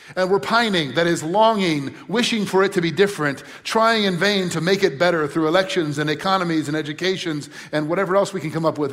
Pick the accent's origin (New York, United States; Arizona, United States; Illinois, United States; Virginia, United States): Illinois, United States; Crystal Lake; I grew up in Crystal Lake, just north of here